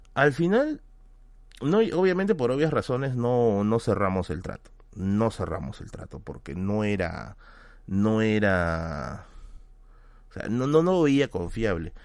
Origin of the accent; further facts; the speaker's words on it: Lima, Peru; yo soy de Villa El Salvador